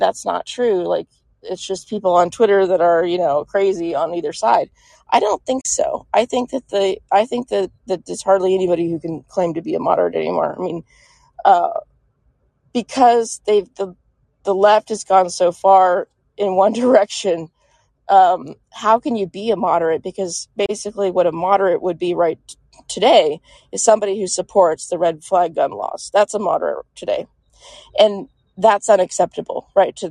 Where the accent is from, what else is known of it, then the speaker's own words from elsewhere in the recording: Texas, United States; I'm from Texas